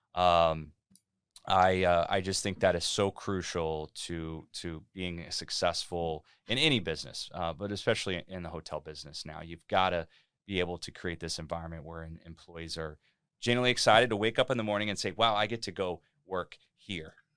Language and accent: English; Cincinnati, Ohio, United States; moved away as an adult; now in Delray Beach, United States; I'm from Cincinnati, Ohio. I lived there most of my life. I'm a Midwestern guy